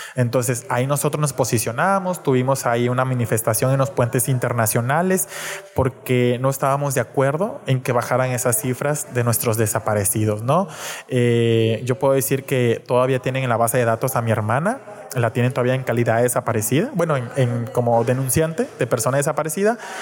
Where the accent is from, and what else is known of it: Reynosa, Tamaulipas, Mexico